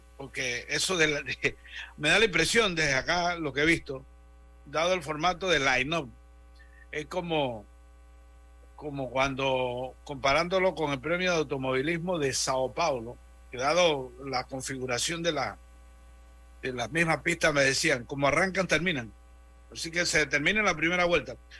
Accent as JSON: {"language": "Spanish", "region": "Interior", "country": "Panama", "said": "allá del interior, pero de allá de mi tierra"}